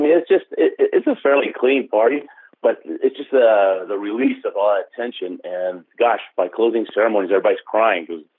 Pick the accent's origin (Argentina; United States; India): Argentina; born there; And when they found out I was born in Argentina, they said, if you go for Argentina, we'll help you